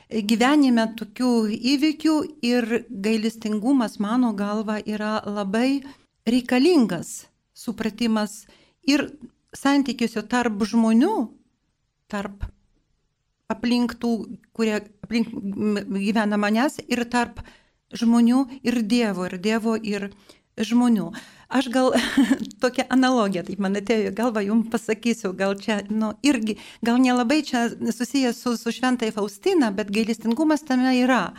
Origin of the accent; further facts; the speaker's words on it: Vilnius, Vilnius County, Lithuania; aš gimiau Vilniuje ir mano vaikystė praėjo netoli tos vietos, kur gyveno irgi šventoji Faustina.